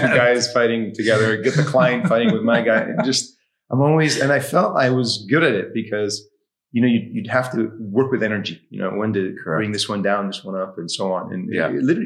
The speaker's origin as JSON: {"language": "English", "country": "Egypt", "tie": "born or raised there", "also_born_or_lived": "Washington, D.C., United States", "said": "I was born and raised in Washington, D.C. And at 10, moved back to Egypt where my parents are from. I grew up there"}